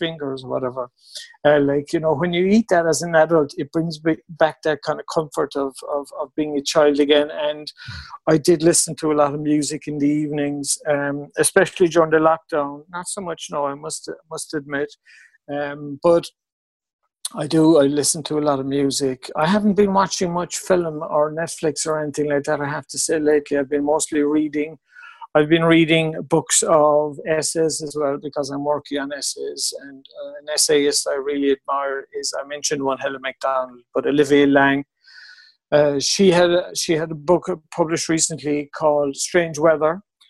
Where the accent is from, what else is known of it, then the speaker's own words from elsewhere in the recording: Mallow, Munster, Ireland; now in Cork, Ireland; I grew up in Mallow, but I moved to Cork when I was about 18